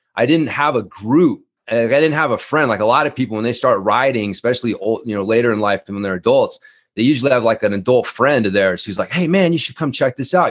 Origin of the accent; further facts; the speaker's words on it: Ardmore, Oklahoma, United States; also born or lived in North Texas; now in Fruita, United States; I was born in, uh, Ardmore, Oklahoma. I spent a lot of my life in the, you know, the South, Oklahoma, uh, you know, North Texas